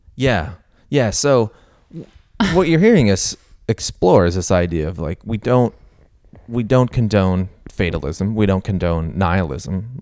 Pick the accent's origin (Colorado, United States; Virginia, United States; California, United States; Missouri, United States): Missouri, United States; I grew up in Missouri